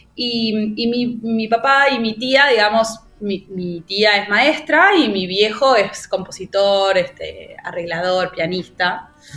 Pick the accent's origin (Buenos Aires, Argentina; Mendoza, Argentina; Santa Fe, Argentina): Buenos Aires, Argentina; yo soy de Buenos Aires